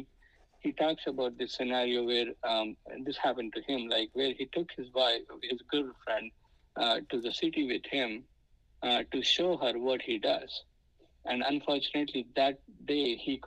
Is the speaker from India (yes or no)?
yes; India; English is a second language; now in United States; I wish I'm in India where I'm speaking my mother tongue